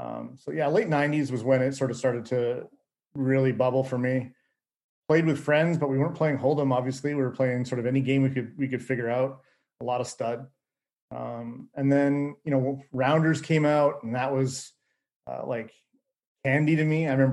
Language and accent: English; Canada; moved away as an adult; now in Atlanta, United States; live in Atlanta now. It's definitely home, but I don't think true Atlanteans would describe me as an Atlantean. I'm a Canadian that got transplanted here.